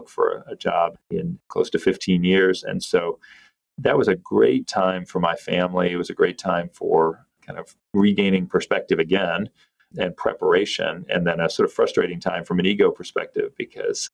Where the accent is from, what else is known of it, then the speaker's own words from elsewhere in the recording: North Carolina, United States; I grew up in North Carolina